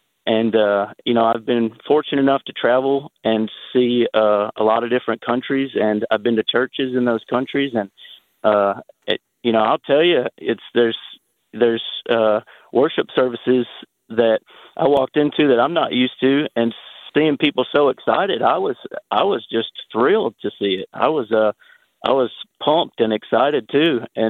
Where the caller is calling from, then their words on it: Murfreesboro, Tennessee, United States; from Murfreesboro.